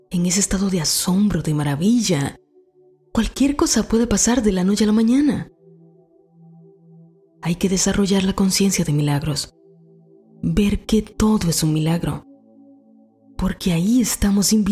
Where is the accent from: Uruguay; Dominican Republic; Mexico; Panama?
Dominican Republic; moved away as an adult; aún vivía en mi país, República Dominicana, y era un perfecto comienzo para mi carrera